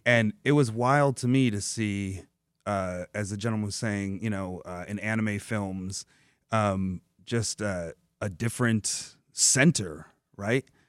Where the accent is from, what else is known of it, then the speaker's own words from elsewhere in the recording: Dearborn, Michigan, United States; I grew up in Dearborn, in the south end, uh, east end of Dearborn, in immigrant communities